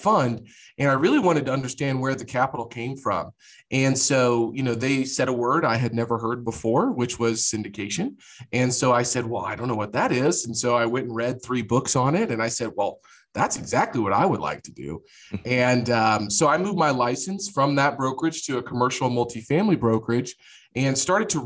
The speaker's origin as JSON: {"language": "English", "town": "Jefferson City", "region": "Missouri", "country": "United States", "tie": "born or raised there", "moved": "as an adult", "lives_now": "Kansas City, United States", "said": "I grew up in Jefferson City, Missouri, which is the capital of Missouri, but kind of a small town"}